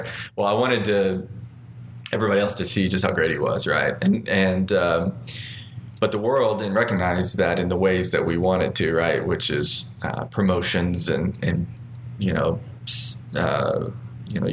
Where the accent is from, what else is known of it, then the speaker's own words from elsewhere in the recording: Arkansas, United States; I born and raised in Arkansas, and what seems kind of like a pretty ordinary but difficult childhood, and just with growing up in small town Arkansas.